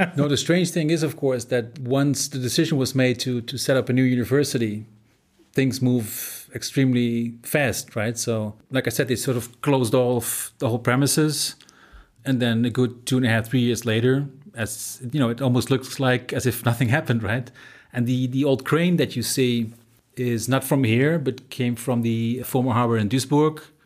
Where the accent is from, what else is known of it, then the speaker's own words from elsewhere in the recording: Eindhoven, North Brabant, Netherlands; moved away as an adult; also born or lived in Nijmegen; now in Germany; I grew up in the Netherlands, in a place called Eindhoven, which is a little bit more to the south. I moved with my parents to Nijmegen when I was sixteen